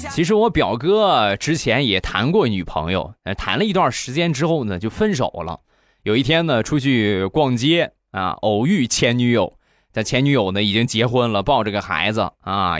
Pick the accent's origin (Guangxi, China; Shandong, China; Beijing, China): Shandong, China; Rizhao; 朕开心日照绿茶，郑宗元产地的好茶，我们家乡的特产